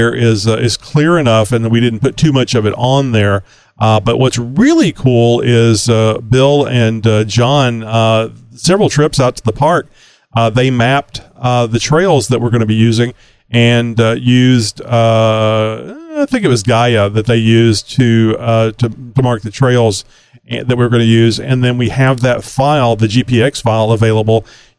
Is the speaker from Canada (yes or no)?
no; Australia; I think he's actually in the outback. I'm so Australian.